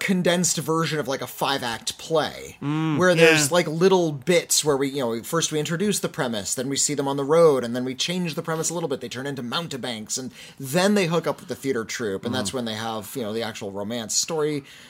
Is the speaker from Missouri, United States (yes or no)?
yes; Missouri, United States; I'm from Missouri, I haven't seen any of these movies.